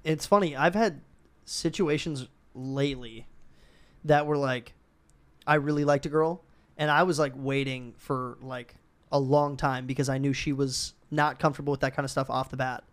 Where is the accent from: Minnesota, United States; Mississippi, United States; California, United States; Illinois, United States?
Minnesota, United States; moved away; we're both from Minnesota